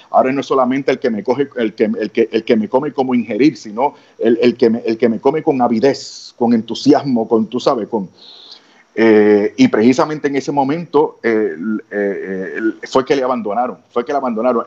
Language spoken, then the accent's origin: Spanish; Puerto Rico; tú sabes cómo somos los boricuas